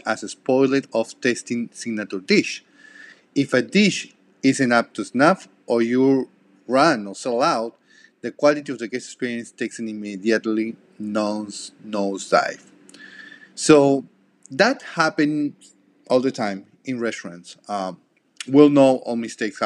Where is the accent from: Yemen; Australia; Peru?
Peru; first language Spanish; English is a second language; moved away; I'm from Peru. I speak Spanish and I have a really thick accent